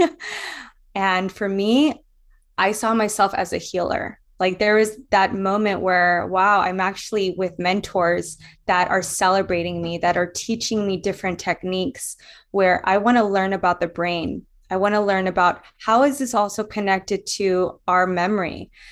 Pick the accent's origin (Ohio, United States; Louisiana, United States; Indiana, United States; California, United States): Louisiana, United States; I was bullied in Louisiana. So I grew up in the South